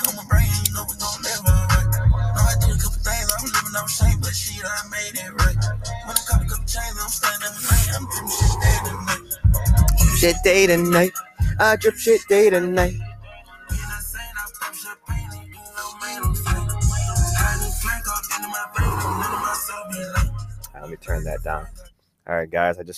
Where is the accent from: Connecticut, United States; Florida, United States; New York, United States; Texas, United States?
New York, United States; Rochester; I'm from New York, from Rochester